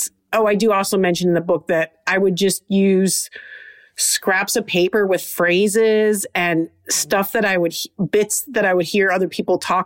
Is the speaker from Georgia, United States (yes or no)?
no; Trenton, Michigan, United States; I'm from Trenton, Michigan, south of Detroit